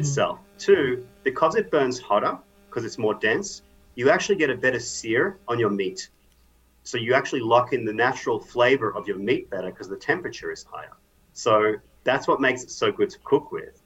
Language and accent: English; Australia; moved away; I'm Australian